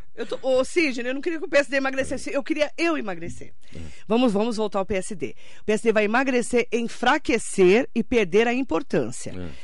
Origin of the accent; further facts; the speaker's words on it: Mogi das Cruzes, São Paulo, Brazil; para nós que somos de Mogi das Cruzes